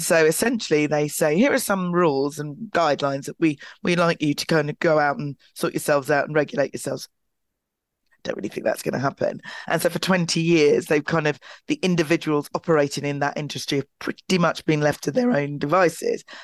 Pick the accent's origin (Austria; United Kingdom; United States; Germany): United Kingdom; London; my hometown of Clapham, I was born and bred in South London, in Clapham